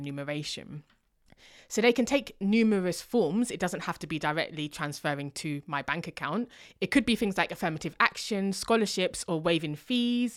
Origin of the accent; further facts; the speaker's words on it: London, United Kingdom; if someone says, where are you from? I might say London.